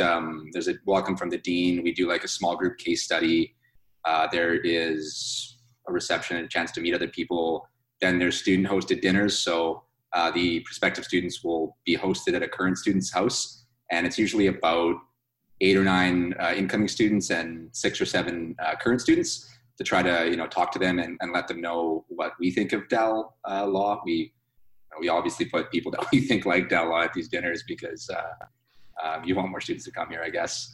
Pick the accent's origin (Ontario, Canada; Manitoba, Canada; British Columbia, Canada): British Columbia, Canada; Burnaby; moved away as an adult; now in Halifax, Canada; I grew up in Burnaby, British Columbia, right outside Vancouver